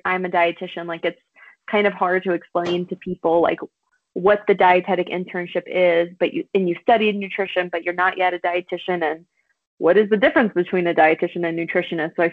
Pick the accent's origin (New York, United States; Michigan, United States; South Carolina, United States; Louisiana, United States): Louisiana, United States; South; now in Colorado, United States; I'm from South Louisiana, and I grew up on a lot of beans and rice.